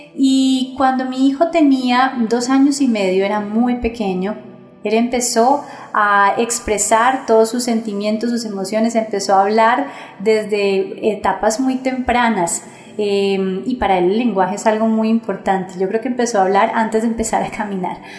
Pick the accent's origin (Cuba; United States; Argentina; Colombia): Colombia; mi país Colombia